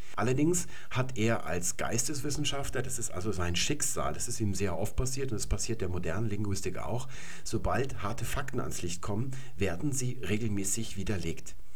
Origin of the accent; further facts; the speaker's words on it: Germany; first language German; hier bei uns in Deutschland